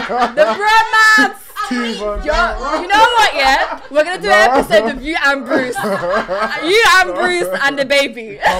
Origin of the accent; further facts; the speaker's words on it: London, United Kingdom; I'm from East.